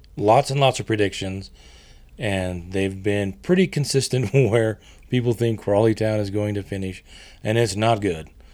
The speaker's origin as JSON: {"language": "English", "country": "United States", "said": "being an American"}